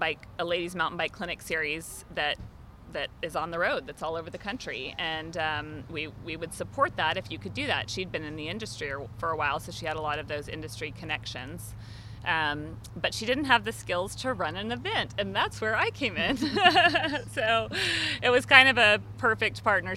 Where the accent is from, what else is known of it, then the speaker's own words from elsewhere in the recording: Austin, Texas, United States; my hometown, Austin, Texas